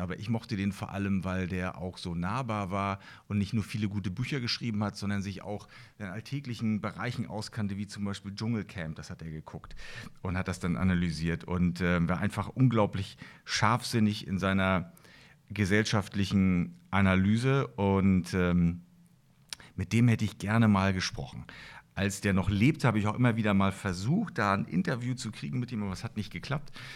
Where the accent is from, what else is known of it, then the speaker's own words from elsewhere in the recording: East Germany, Germany; ich bin ja äh, noch in der DDR aufgewachsen